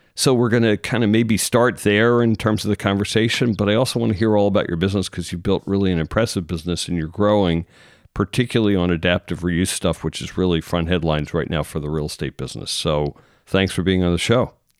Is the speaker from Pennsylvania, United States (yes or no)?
yes; Philadelphia suburbs, Pennsylvania, United States; I'm from the Philadelphia suburbs